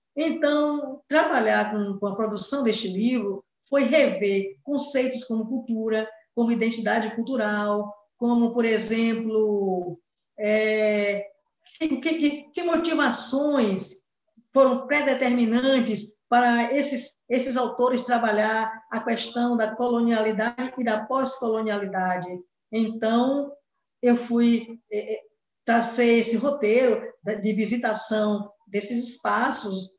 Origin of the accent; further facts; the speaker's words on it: Brazil; first language Portuguese; nós brasileiros e brasileiras